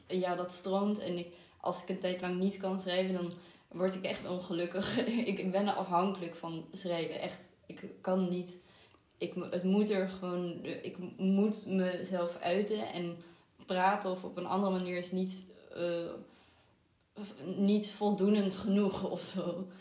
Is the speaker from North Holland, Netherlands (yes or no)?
yes; Amsterdam, North Holland, Netherlands; also born or lived in Israel; Ik ben vooral opgegroeid in Amsterdam. Ehm, en ook in Israël gewoond een paar jaar